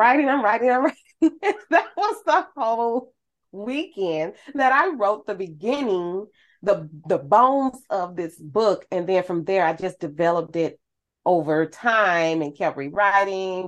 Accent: St. Louis, Missouri, United States; I'm from St. Louis

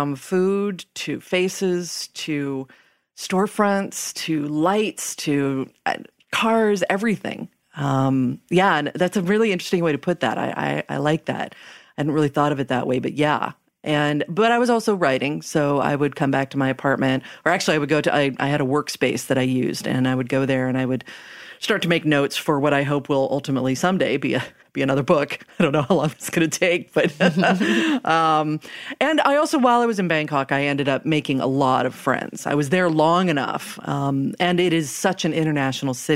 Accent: United States; moved away as an adult; also born or lived in Thailand; I'm American

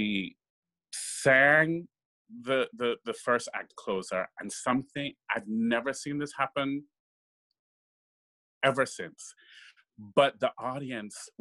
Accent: Kingston, Jamaica; moved away; I grew up in Kingston, Jamaica.

